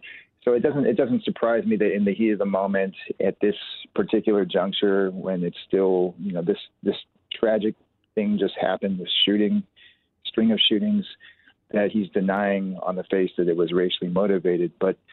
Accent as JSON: {"language": "English", "region": "California", "country": "United States", "tie": "born there", "said": "when I would tell them that I was born in California."}